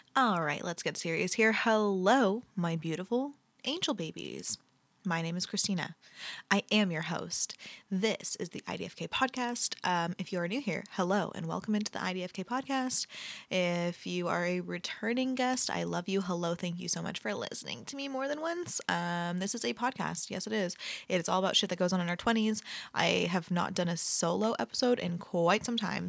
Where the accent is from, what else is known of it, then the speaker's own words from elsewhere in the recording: Bay Area, California, United States; I'm from the Bay Area